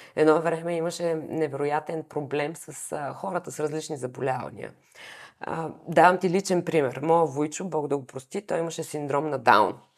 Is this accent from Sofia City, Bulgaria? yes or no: no; Varna, Varna Province, Bulgaria; аз съм от Варна, и всички в квартала се познавахме